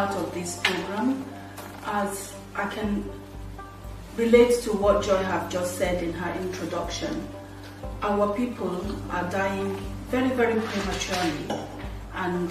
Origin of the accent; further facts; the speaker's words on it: Imo, Nigeria; moved away as an adult; now in Leicester, United Kingdom; born and bred in Nigeria, Imo State precisely, but I'm relocated to England with my husband and family